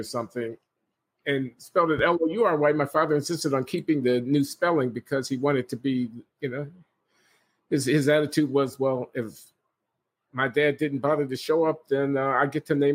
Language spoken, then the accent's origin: English; Chicago, Illinois, United States; I was born in Chicago in 1948